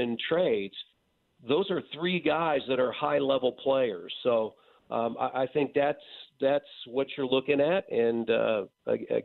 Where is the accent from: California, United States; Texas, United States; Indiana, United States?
Indiana, United States; Indianapolis; a kid that went to Westfield High School and Wabash College and not your traditional, you know, broadcasting school, to do what I'm doing in my hometown